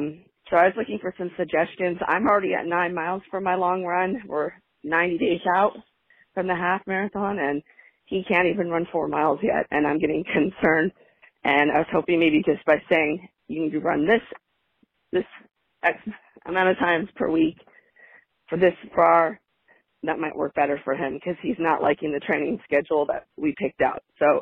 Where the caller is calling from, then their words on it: Orange County, California, United States; from Orange County, California.